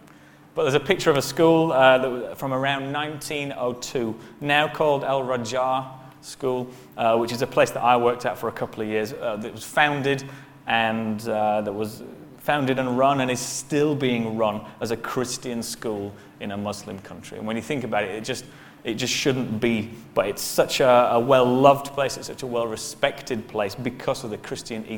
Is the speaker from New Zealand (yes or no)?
no; Bradford, Yorkshire and the Humber, United Kingdom; moved away as an adult; now in Bahrain; I grew up in Bradford